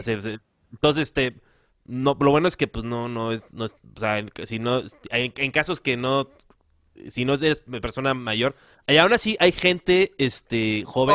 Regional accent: Guerrero, Mexico; yo como soy, soy guerrerense

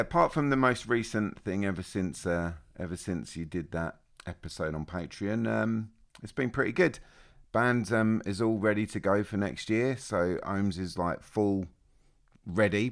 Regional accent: Australia; I'm Australian.

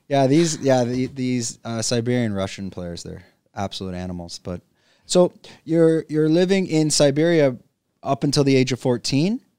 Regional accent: Canada; now in Phuket, Thailand; I'm a Canadian expat living in Phuket, Thailand

